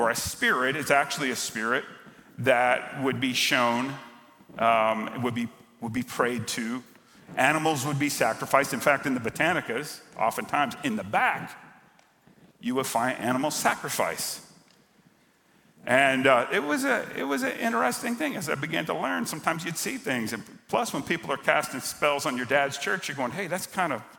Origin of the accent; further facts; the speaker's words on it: Miami, Florida, United States; I grew up in South Florida, grew up in Miami